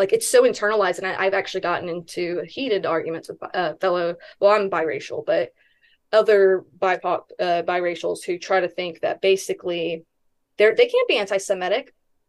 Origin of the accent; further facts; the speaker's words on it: Hawaii, United States; And I say that because I'm Hawaiian, right?